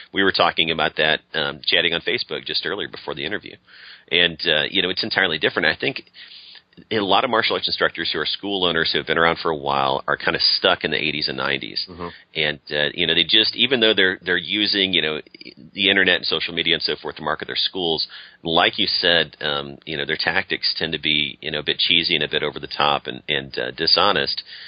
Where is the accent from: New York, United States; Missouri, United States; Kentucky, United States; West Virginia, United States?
Missouri, United States; St. Louis; now in Austin, United States; I grew up around St. Louis